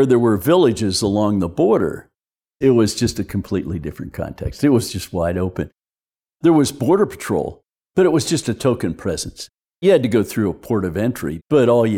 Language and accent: English; Pittsburgh, Pennsylvania, United States; moved away as an adult; now in Tucson, United States; I grew up in Pittsburgh, Pennsylvania.